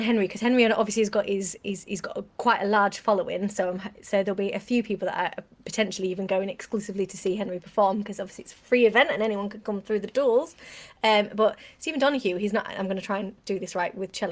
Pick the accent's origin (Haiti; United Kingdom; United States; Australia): United Kingdom; we're British